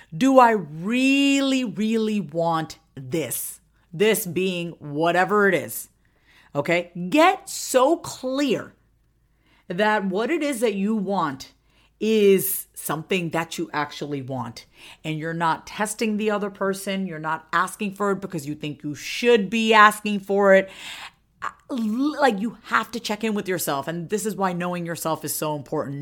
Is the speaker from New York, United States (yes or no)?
yes; Long Island, New York, United States; now in Austin, United States; I'm originally from Long Island, okay, Long Island, Strong Island, New York